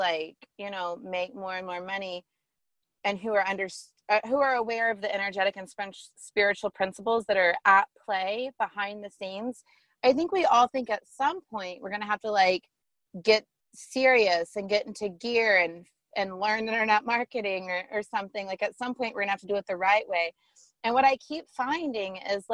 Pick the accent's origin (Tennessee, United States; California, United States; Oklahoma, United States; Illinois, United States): Oklahoma, United States; Tulsa; moved away as an adult; also born or lived in Dallas; I was away from Tulsa, where I'm from